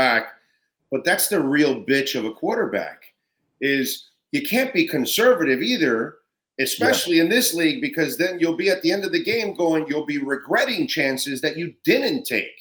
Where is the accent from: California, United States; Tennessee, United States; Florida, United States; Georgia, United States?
Florida, United States; South; I'm born and raised in South Florida. So as a South Florida lifelong resident